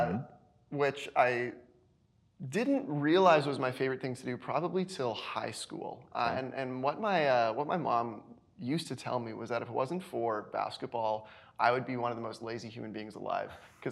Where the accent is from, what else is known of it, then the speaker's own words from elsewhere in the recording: Weyburn, Saskatchewan, Canada; born there; Yeah, so I'm a pastor's kid. So we did a little bit of moving. I was born in small town of Weyburn, Saskatchewan.